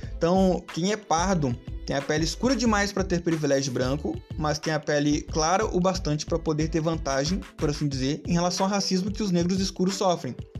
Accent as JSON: {"language": "Portuguese", "country": "Brazil"}